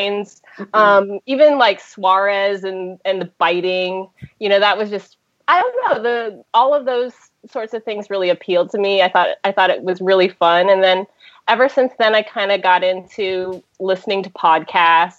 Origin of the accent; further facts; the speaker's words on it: Hawaii, United States; I've been living in, or I grew up in Hawaii